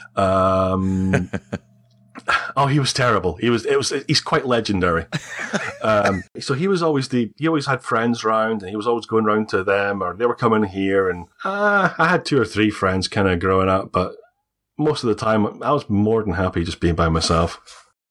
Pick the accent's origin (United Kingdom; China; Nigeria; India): United Kingdom; Scotland; accent: Scottish; I'm Scottish, I have a Scottish accent.